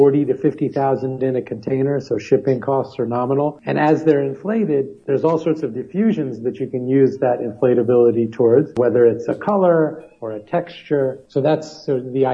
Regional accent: New York City, New York, United States; I grew up in New York City

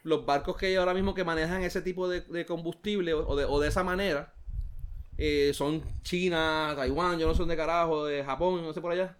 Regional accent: Puerto Rico

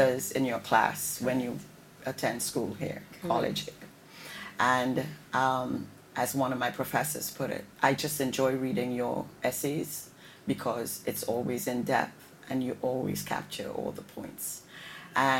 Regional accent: Trinidad & Tobago; moved away; also born or lived in Connecticut; as a Trinidadian

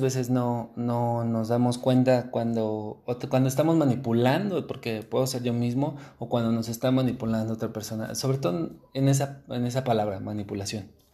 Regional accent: Mexico; como normalmente mexicanos somos

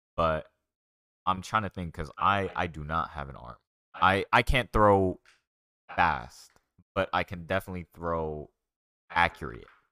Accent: Dallas, Texas, United States; I'm originally from Dallas

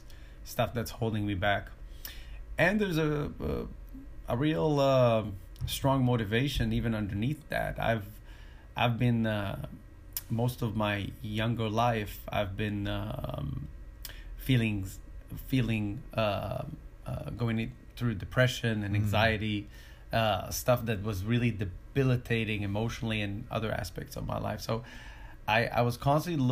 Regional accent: Israel; moved away; I'm originally from Israel

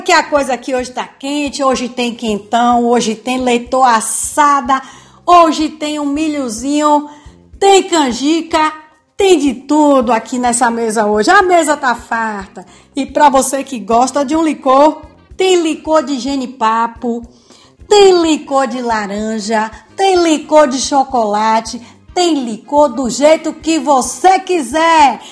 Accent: Bahia, Brazil; eu sou baiana e a Bahia fica no Nordeste

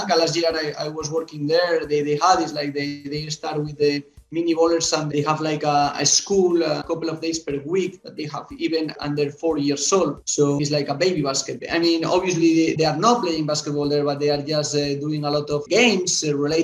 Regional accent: Alcora, Valencian Community, Spain; English is a second language; moved away as an adult; also born or lived in Italy / England; now in Gran Canaria, Spain; in a village close to Castellón, where I was born in Alcora

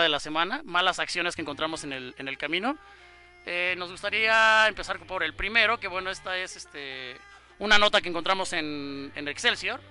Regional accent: Mexico; como mexicano

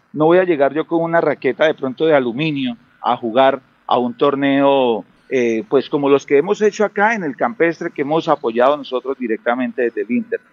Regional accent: Santander, Colombia; Somos santandereanos

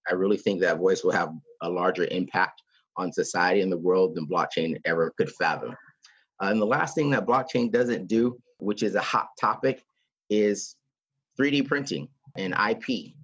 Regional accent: Texas, United States; an American from Texas

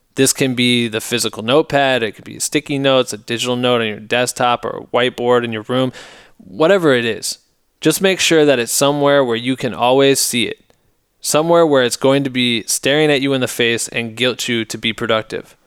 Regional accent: Iowa, United States; my hometown in Iowa

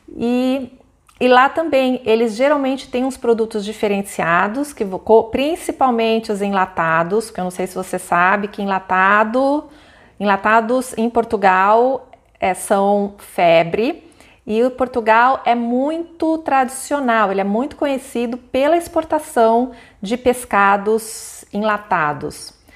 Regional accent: Campo Grande, Mato Grosso do Sul, Brazil; eu cresci em Campo Grande, eu fui várias vezes para Bonito.

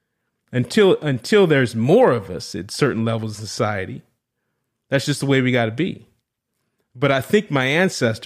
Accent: New Orleans, Louisiana, United States; I'm from New Orleans, was born and raised right in the deep South

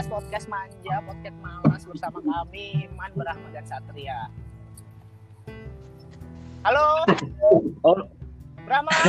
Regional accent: Java, Indonesia; Gue ini wong Jowo.

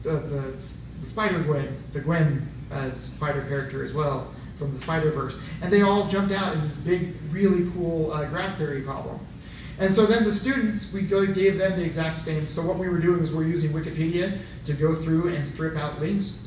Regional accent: Illinois, United States; now in Texas, United States; I'm originally from Illinois

